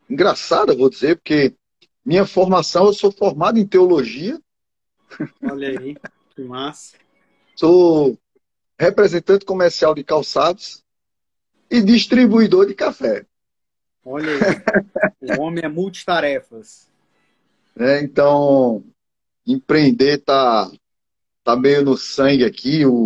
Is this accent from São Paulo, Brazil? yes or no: no; Arcoverde, Pernambuco, Brazil; sou natural de Pernambuco, né? Sou daqui do interior, de uma cidade chamada Arco Verde. Fica mais ou menos 260 quilômetros daqui de Recife.